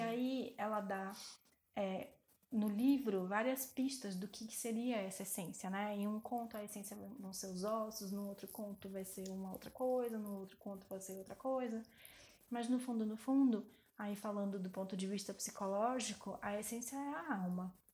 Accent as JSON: {"language": "Portuguese", "town": "Salvador", "region": "Bahia", "country": "Brazil", "moved": "yes", "lives_now": "São Paulo, Brazil", "said": "eu vim de Salvador"}